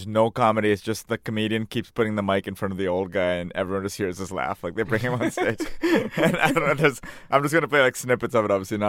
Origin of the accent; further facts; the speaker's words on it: California, United States; I'm from Orange County.